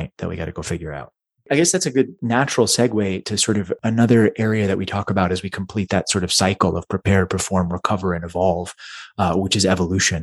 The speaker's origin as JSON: {"language": "English", "town": "Dallas", "region": "Texas", "country": "United States", "tie": "born or raised there", "said": "I grew up in Dallas"}